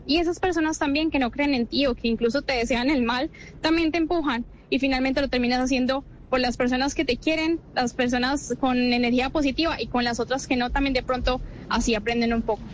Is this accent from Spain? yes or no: no; Colombia; nuestro país